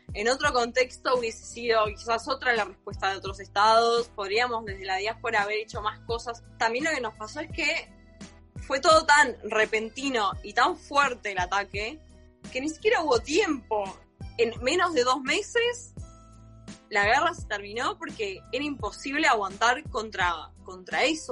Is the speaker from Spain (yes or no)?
no; Argentina; yo nací en Argentina y me siento argentina, pero también me siento armenia